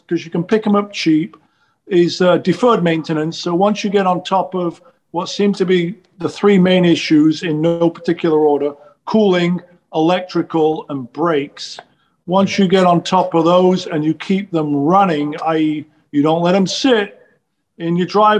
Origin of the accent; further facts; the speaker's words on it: England, United Kingdom; moved away as an adult; now in Los Angeles, United States; growing up in England in the 70s.